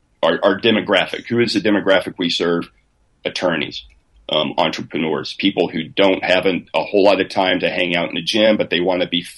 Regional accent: South Texas, United States; I grew up in South Texas

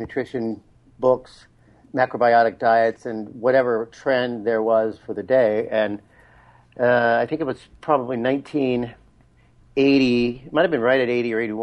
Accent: Las Vegas, Nevada, United States; I was born and raised in Las Vegas

